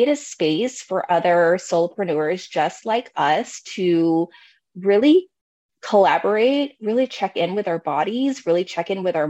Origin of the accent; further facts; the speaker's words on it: Bay Area, California, United States; now in Oregon, United States; I am also a Bay Area native, so I'm actually from California, but I currently reside here in Oregon